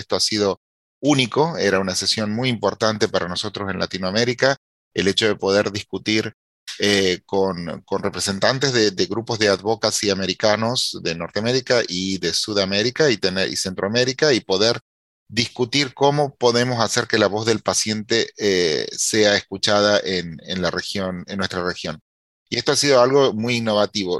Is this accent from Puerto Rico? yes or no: no; Argentina; now in United States; con mi país, Argentina